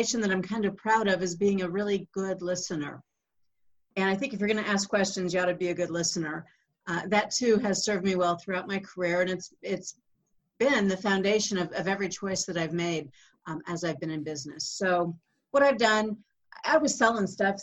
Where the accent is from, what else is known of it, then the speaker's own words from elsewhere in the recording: Kansas City, United States; I spent 16 years at the Kansas City Star. That was my hometown big city newspaper.